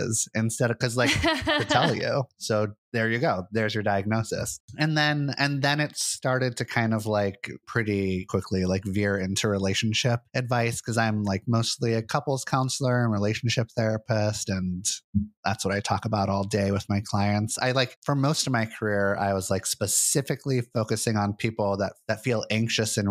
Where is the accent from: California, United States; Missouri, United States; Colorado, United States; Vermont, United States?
California, United States; Santa Monica; moved away as an adult; now in Portland, United States; I was raised in Santa Monica, California, in beautiful Los Angeles